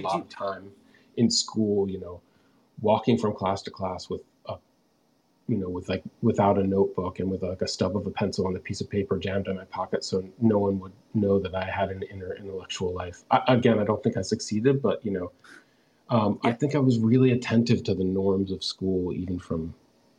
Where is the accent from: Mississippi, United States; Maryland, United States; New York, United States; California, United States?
Maryland, United States; Bethesda; also born or lived in Washington, D.C.; I grew up just outside Washington, D.C. in a town called Bethesda, Maryland